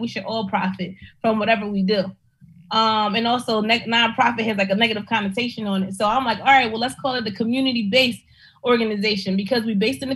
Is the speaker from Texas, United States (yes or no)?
no; Philadelphia, Pennsylvania, United States; I'm from South Philly